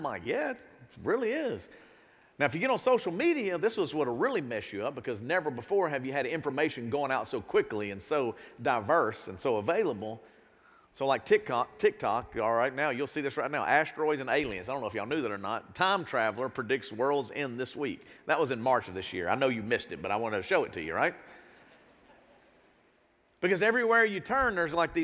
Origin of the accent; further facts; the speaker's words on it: United States; as an American